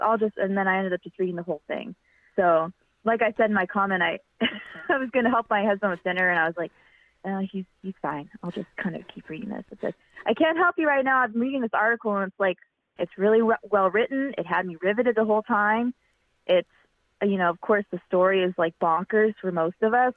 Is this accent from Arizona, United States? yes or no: no; Fremont, California, United States; I'm from Fremont, and I still live in Fremont